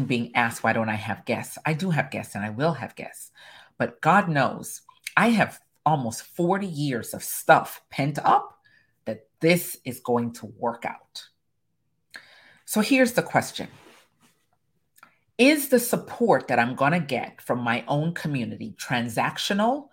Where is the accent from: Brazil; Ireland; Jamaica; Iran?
Jamaica; I'm Caribbean, I'm Jamaican